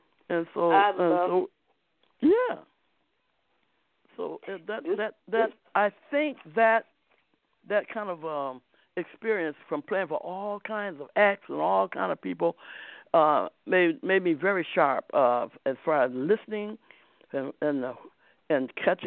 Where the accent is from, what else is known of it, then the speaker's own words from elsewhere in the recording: Akron, Ohio, United States; right in my hometown. This guy named Booker Brooks on Howard Street in Akron.